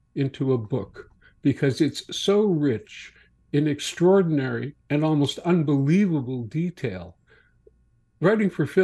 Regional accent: Morden, Manitoba, Canada; moved away; my hometown paper, the Morden Times

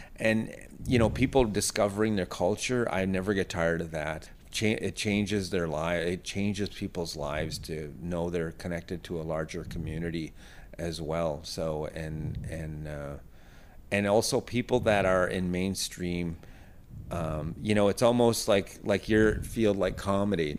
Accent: Thompson, Manitoba, Canada; also born or lived in Pine Creek First Nation / Camperville; I, I grew up in Thompson

